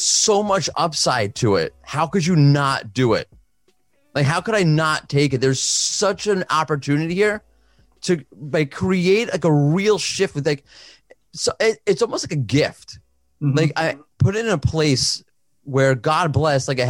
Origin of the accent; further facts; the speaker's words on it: New York City, New York, United States; moved away as an adult; now in Israel; I'm from Brooklyn, Queens